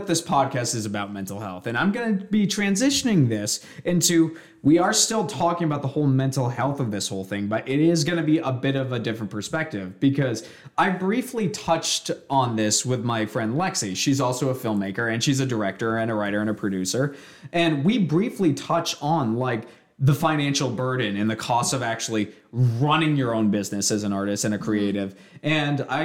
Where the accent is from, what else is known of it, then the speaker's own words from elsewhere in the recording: Bath, Maine, United States; the town that I grew up in, there are three towns: Bath, Brunswick, and Topsom. I grew up in Bath.